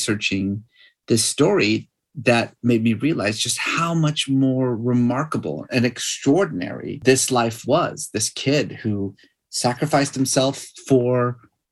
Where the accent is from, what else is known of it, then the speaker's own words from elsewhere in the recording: Iran; moved away; I was growing up in Iran